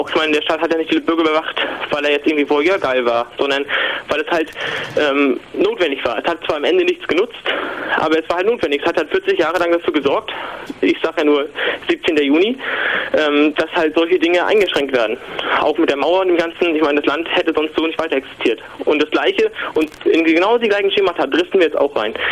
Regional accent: Mecklenburg-Vorpommern, Germany; ich muss dazu sagen, ich komme aus Mecklenburg-Vorpommern, also aus den neuen Bundesländern

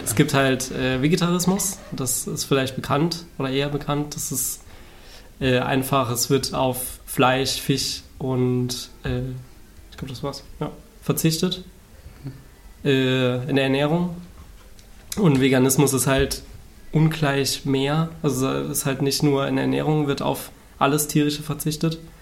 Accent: Saarland, Germany; now in Berlin, Germany; wohnhaft zurzeit in Berlin, ähm, komme aus dem Saarland ursprünglich

